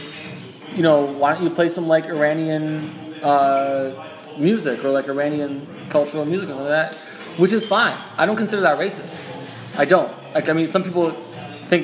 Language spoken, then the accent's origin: English; Canada; I live in a city where my parents weren't born. My grandparents weren't born. Nobody in my family was born but me.